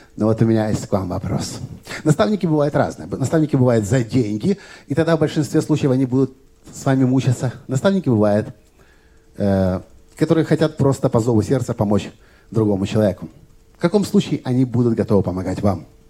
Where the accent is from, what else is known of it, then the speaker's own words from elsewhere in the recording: Kyiv, Ukraine; в Киеве, откуда я родом, где я живу